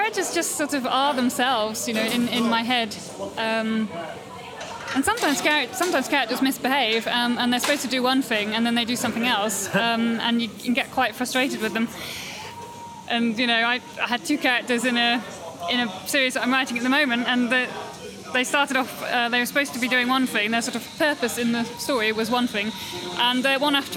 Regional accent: the Cotswolds, South West England, United Kingdom; I come from the Cotswolds, which is a very beautiful part of England. Born and raised there

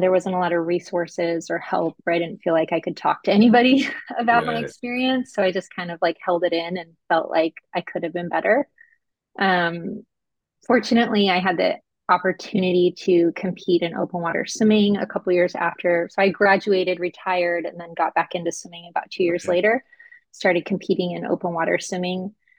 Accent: Alaska, United States; I'm from Alaska, so it's always interesting the freakouts, cold weather freakouts in Southern California.

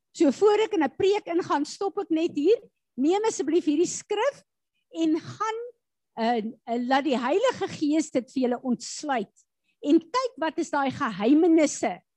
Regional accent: South Africa; ons as Suid-Afrikaners veral staan bekend as Christene

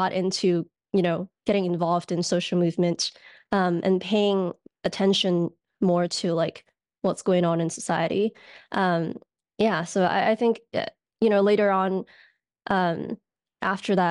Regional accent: Hong Kong; born or raised there; moved away as an adult; now in United States

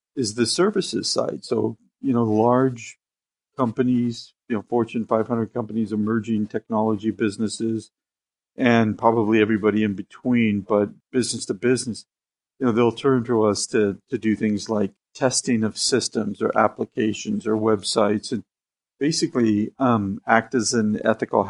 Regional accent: Seattle, Washington, United States; I was born in Seattle

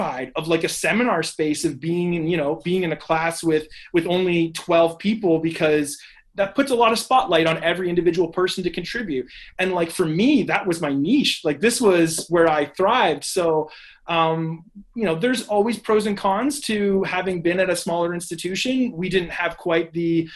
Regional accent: Barrie, Ontario, Canada; I'm from the Barrie area

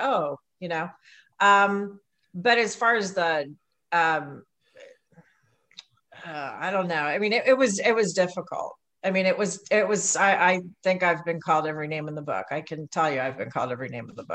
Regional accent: New York, United States; I am a New Yorker

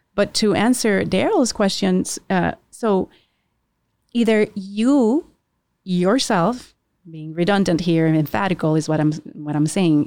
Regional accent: Puerto Rico; we born and raised in Puerto Rico

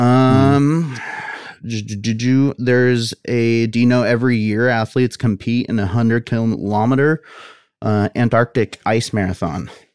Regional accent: United States; I'm an American.

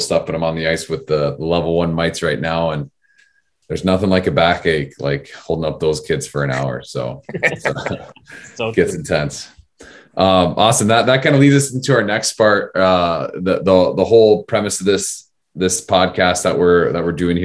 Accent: Arizona, United States; growing up in Arizona

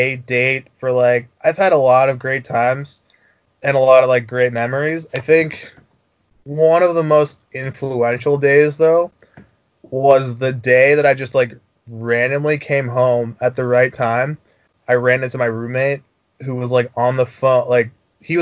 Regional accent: Minnesota, United States; now in Chicago, United States; my time growing up in Minnesota

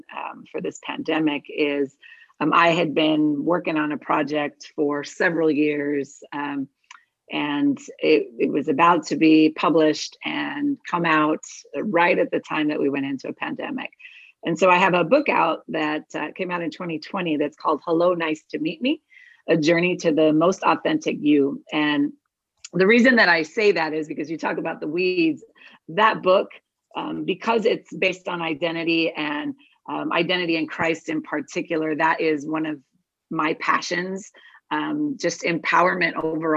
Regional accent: Douglas, Arizona, United States; also born or lived in Agua Prieta, Sonora, Mexico; So I'm from Arizona, born and raised on the Arizona-Mexico border, in the city of Douglas, Arizona, which is border city to Agua Prieta, Sonora, Mexico. And I literally grew up on both sides of the border

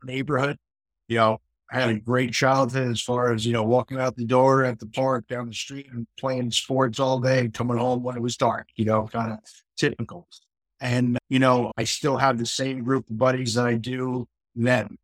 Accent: Port Washington, New York, United States; I grew up in Long Island, a town called Port Washington, a great town.

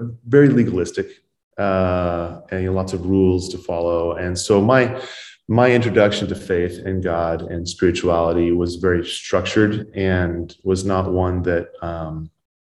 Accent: Ontario, Oregon, United States; I grew up in Ontario, Oregon. I was born and raised there.

